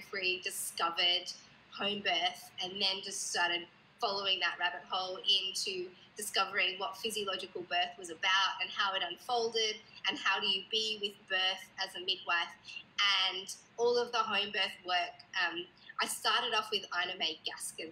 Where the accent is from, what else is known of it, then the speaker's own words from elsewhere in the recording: Sydney, New South Wales, Australia; also born or lived in Blue Mountains; I'm from Sydney, Australia, and I live in the Blue Mountains, which is just a little bit out of the city